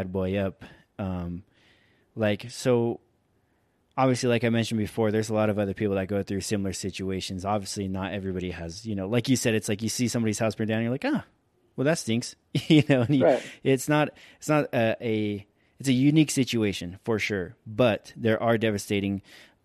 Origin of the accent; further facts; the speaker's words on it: Ventura, California, United States; moved away; my hometown community